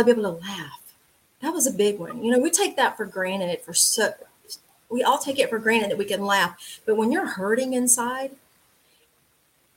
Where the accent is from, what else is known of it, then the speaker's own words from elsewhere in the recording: LaGrange, Georgia, United States; also born or lived in Atlanta area, Georgia; I am from LaGrange, Georgia, which is a town about an hour and a half south of Atlanta. Very, very small town. I was born and raised there